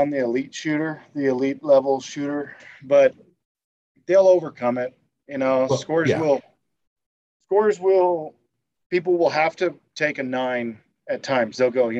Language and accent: English; United States; They don't seem to hold any disdain for me as an American, which is nice.